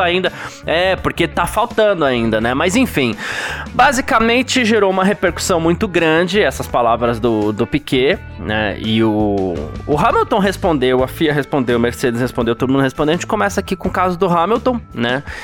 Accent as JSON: {"language": "Portuguese", "country": "Brazil", "said": "pra gente enquanto brasileiro"}